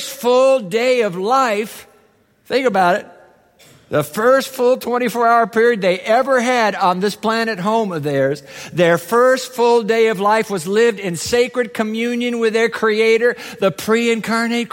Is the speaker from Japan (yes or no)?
yes; Japan; moved away; I was a kid growing up in Japan